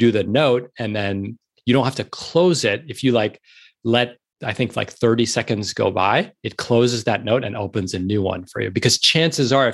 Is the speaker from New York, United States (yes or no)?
yes; New York City, New York, United States; moved away as an adult; now in Los Angeles, United States; I'm a born and bred New Yorker. I grew up in New York City. I was born in the East Village